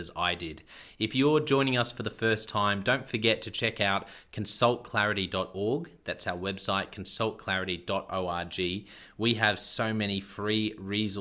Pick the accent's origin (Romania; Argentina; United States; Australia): Australia; Queensland; I'm a Queenslander as well